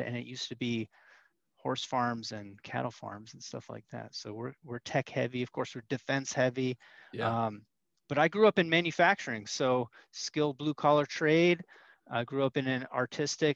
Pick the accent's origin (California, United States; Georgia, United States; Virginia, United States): Virginia, United States; Northern; I'm here in Northern Virginia. So we're like 30, 40 minutes outside of DC